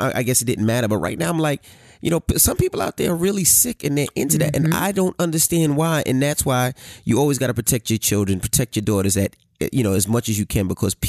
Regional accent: Queens, New York, United States; And I'm from Queens, New York.

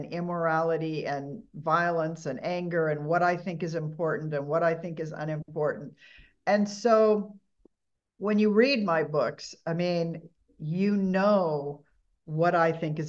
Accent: Huntington Beach, California, United States; I was born in Huntington Beach, grew up, you know, on the beaches of Southern California in the early 60s.

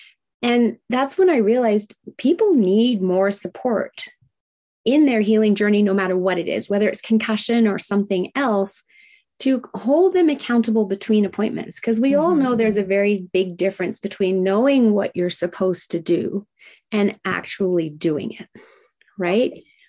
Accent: Tokyo, Japan; I was raised in Tokyo, Japan in the 70s, during the height of manufacturing plants spewing out toxins. Now, it was a great life. I absolutely love that I got to grow up in Japan

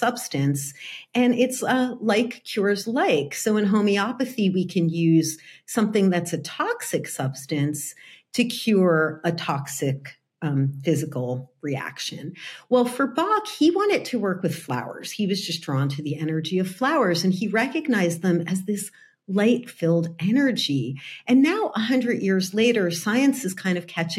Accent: New Jersey, United States; moved away as an adult; now in California, United States; I grew up in New Jersey.

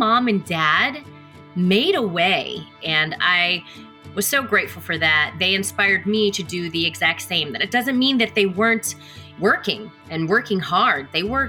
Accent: Killeen, Texas, United States; also born or lived in Copperas Cove, Texas / Mililani, Hawaii; I grew up in Killeen, Texas, Coppers Cove, Texas, Mililani, Hawaii, Oahu.

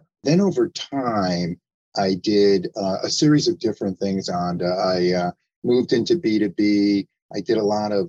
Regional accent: New York, United States; also born or lived in Arizona / New Jersey; I'm from New York originally, but I also live in Arizona

